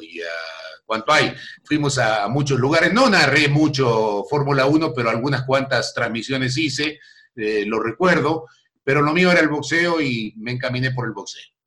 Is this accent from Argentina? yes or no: yes; San Justo, Santa Fe, Argentina; moved away; also born or lived in Buenos Aires; yo nací en Buenos Aires, pero casi por accidente. Éramos de Santa Fe. Y de un pueblo de Santa Fe llamado San Justo